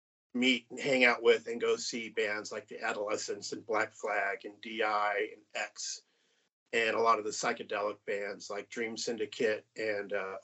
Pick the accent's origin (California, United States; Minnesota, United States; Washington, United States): California, United States; Whittier; I grew up in Southern California in like the Whittier, Pico, Rivera area, which is like east of Los Angeles. A little bit of a hood.